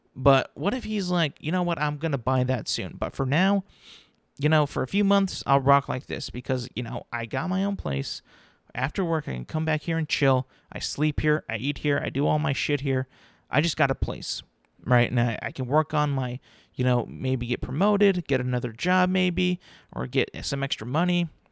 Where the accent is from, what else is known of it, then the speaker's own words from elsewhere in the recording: California, United States; I'm a Californian